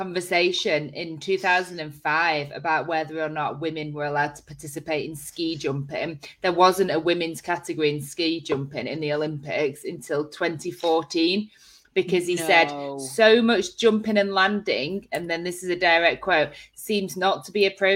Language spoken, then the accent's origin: English; Chorley, North West England, United Kingdom; now in Yorkshire, United Kingdom; I'm from Chorley